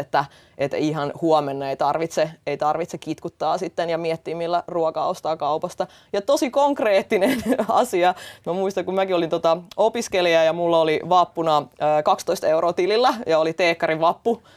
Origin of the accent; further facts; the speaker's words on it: Estonia; now in Finland; Mä itse olen tota kotoisin Virosta ja kasvanut venäläisessä kulttuurissa niin kuin lapsuudessa